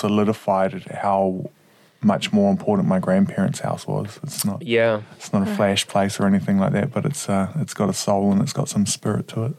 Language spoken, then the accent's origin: English; Hastings, Hawke's Bay, New Zealand; moved away as an adult; So I grew up on the East Coast in Hawke's Bay in a pretty little city called Hastings.